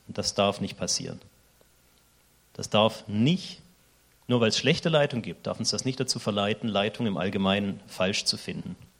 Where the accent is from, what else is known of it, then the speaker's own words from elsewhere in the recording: Germany; moved away as an adult; now in Switzerland; ich bin Deutscher